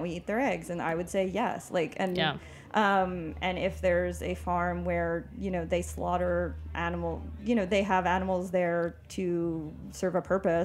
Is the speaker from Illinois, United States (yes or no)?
no; Long Island, New York, United States; I come from Long Island